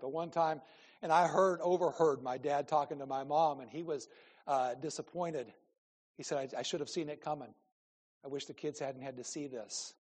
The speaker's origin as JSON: {"language": "English", "region": "Iowa", "country": "United States", "said": "I'm from Iowa"}